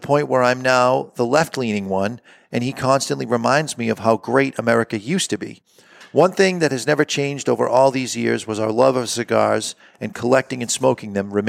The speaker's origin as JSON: {"language": "English", "region": "Texas", "country": "United States", "said": "y'all, yes, I'm from Texas"}